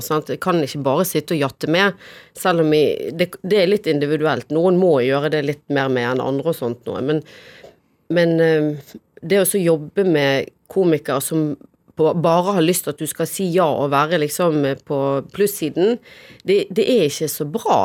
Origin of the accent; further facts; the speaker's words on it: Bergen, Vestland, Norway; moved away; Minde. Jeg vokste opp på Minde